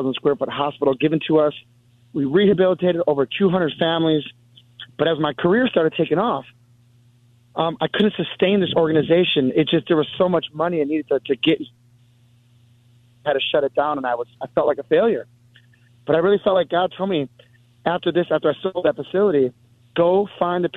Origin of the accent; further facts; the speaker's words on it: Milwaukee, Wisconsin, United States; I'm from Milwaukee, Wisconsin